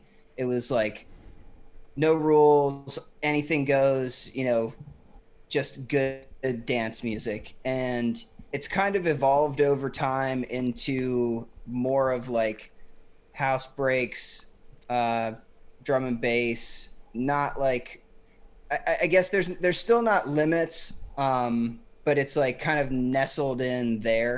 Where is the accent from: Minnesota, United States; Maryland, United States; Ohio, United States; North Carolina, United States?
Ohio, United States; Cincinnati; I'm from Cincinnati, Ohio